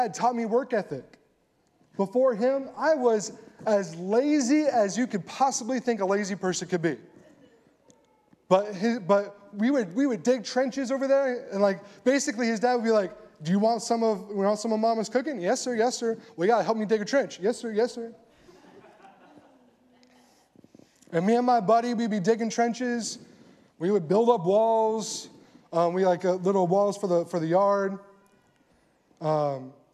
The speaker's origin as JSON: {"language": "English", "region": "California", "country": "United States", "tie": "born or raised there", "also_born_or_lived": "Colorado", "moved": "as an adult", "lives_now": "Texas, United States", "said": "I'm from California."}